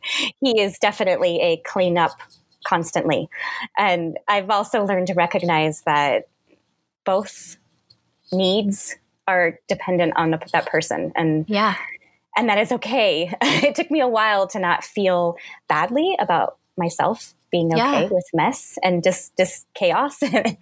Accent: Kansas, United States; born there; now in Minnesota, United States; in Kansas, my husband in Ohio. We had our first daughter in Illinois, our second in Texas, and our third here in Minnesota.

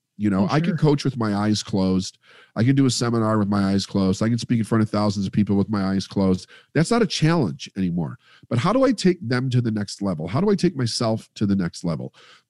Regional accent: Midwest, United States; And we come from the Midwest, which is the capital of the quarter chair, the armchair quarterback.

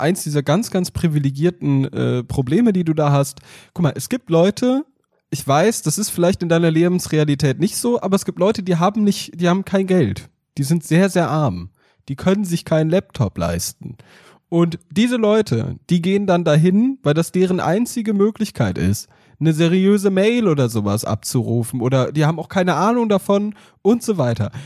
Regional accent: Hesse, Germany; sagt man ja hier in Hessen. Ich bin ja waschechter Hesse

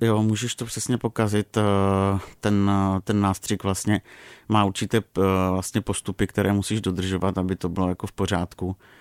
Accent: Moravia, Czechia; jsem z Moravy

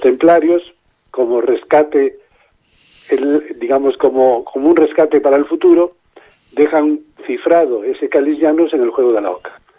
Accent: Lugo, Galicia, Spain; yo soy gallego, nací en Lugo

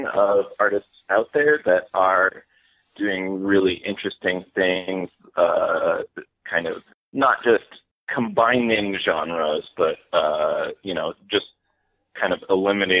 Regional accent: Stockbridge, Massachusetts, United States; moved away as an adult; also born or lived in Lee, Massachusetts / New York City / Brooklyn; I grew up in Lee and Stockbridge

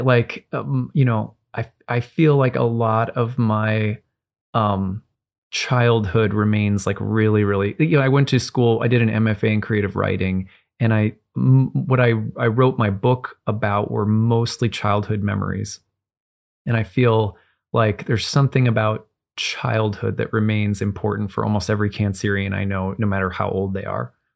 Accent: Cambridge, Minnesota, United States; I grew up in Cambridge, Minnesota

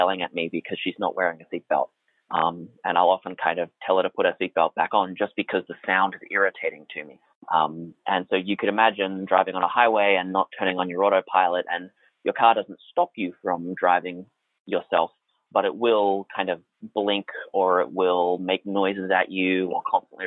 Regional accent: Australia; now in United States; this comes from being a foreigner in part, so I'm Australian

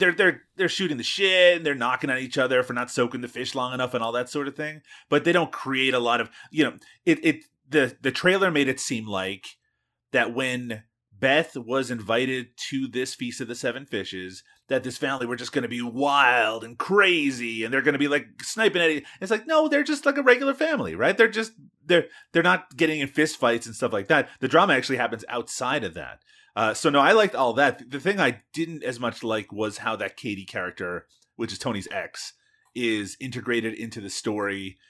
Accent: Newfoundland and Labrador, Canada; where I grew up, cod is king

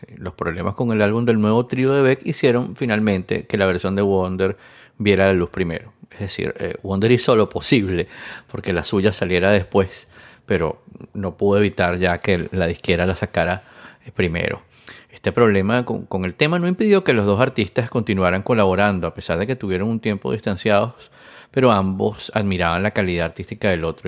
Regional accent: Venezuela; siendo venezolano

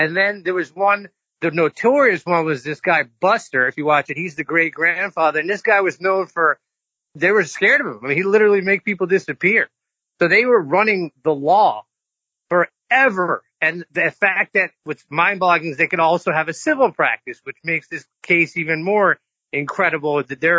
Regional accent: the South, United States; growing up in the South

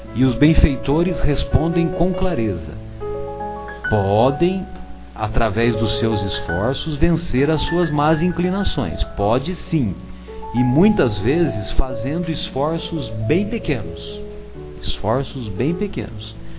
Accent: São José do Rio Pardo, São Paulo, Brazil; ele escreveu a obra Os Sertões lá na minha cidade, lá na minha aldeia.

